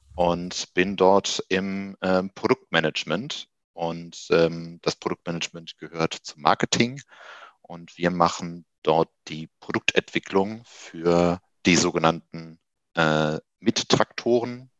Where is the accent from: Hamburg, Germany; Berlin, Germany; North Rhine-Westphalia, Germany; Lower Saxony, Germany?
North Rhine-Westphalia, Germany; Wuppertal; moved away as an adult; also born or lived in Düsseldorf / Göttingen; aufgewachsen in Wuppertal, äh, habe dort 20 Jahre lang mein, meines Lebens verbracht